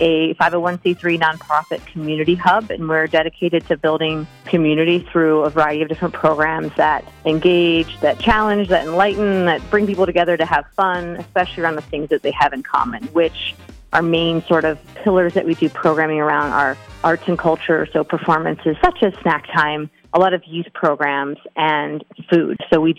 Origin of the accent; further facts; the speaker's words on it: Philadelphia, Pennsylvania, United States; moved away as an adult; now in Honesdale, United States; I'm from Philly and moved up here about 7 years ago